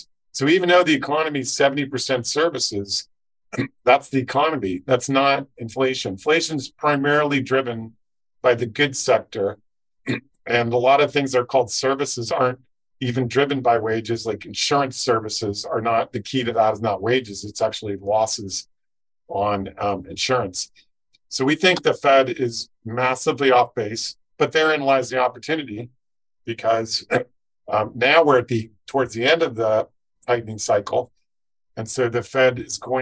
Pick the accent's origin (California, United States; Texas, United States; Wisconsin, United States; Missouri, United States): California, United States; Silicon Valley; growing up in Silicon Valley